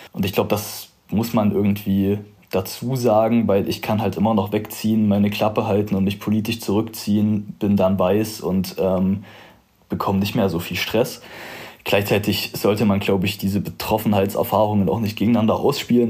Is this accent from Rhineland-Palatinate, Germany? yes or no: no; Zwickau, Saxony, Germany; also born or lived in Halle; meinem Heimatort Zwickau